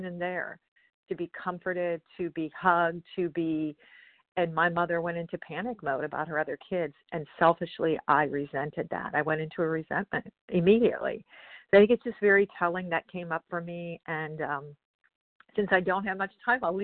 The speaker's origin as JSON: {"language": "English", "region": "Pennsylvania", "country": "United States", "said": "I'm from Pennsylvania."}